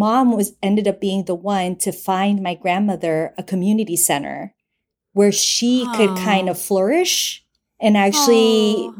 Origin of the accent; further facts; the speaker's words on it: Bogotá, Colombia; now in New York, United States; I'm from Bogota.